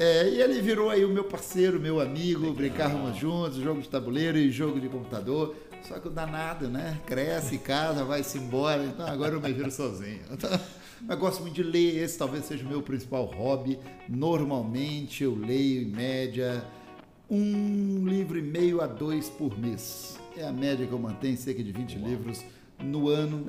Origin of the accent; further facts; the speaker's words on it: Minas Gerais, Brazil; moved away; also born or lived in Rio de Janeiro / Espírito Santo / Paraná / Bahia; eu nasci no Rio, cresci em Minas Gerais, mas casei com uma capixaba